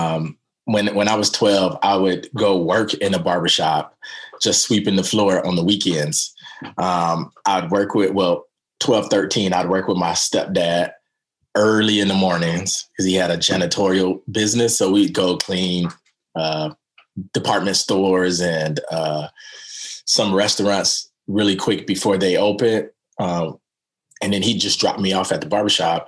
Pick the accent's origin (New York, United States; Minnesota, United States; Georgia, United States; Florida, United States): Florida, United States; Daytona Beach; now in Portland, United States; I grew up in Daytona Beach, Florida